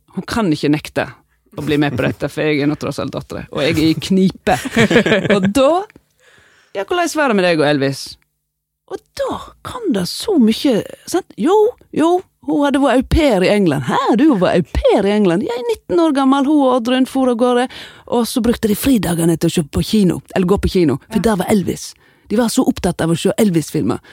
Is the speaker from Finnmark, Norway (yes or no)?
no; Voss, Vestland, Norway; accent: Vosse-dialekt; moved away as an adult; also born or lived in Oslo; Vi sitter tre vossinger der.